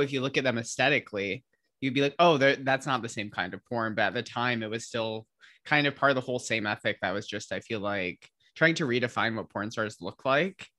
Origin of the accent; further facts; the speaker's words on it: Midwest, United States; I'm from the Midwest